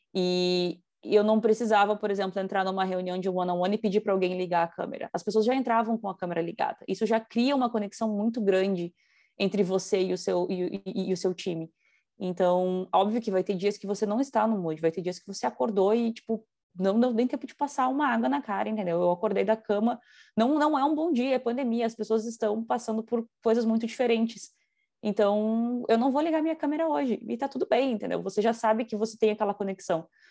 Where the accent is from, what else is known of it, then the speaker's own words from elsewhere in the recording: Rio Grande do Sul, Brazil; moved away as an adult; now in Toronto, Canada; eu sou acostumada com a cultura gaúcha, sou gaúcha